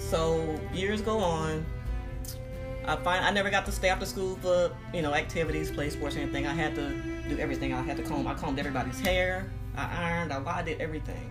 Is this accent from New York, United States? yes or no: no; Moss Point, Mississippi, United States; also born or lived in Pascagoula, Mississippi / California; now in Houston, United States; I was born in actually in Pascagoula, which is right next to Moss Point, two small towns. But I grew up in Moss Point, Mississippi